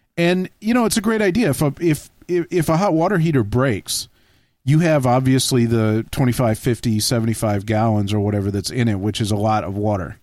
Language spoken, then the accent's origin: English; Texas, United States; growing up in Texas